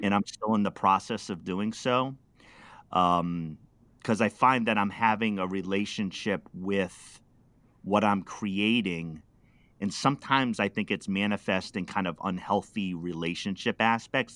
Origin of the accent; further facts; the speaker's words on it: Pawtucket, Rhode Island, United States; I was, uh, uh, just a city kid. I'm from Pawtucket, Rhode Island